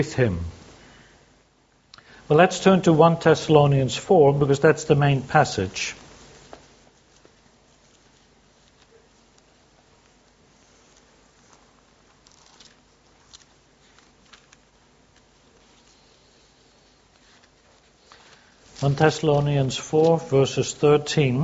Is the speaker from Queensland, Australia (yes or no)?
no; Sydney, New South Wales, Australia; I come from Sydney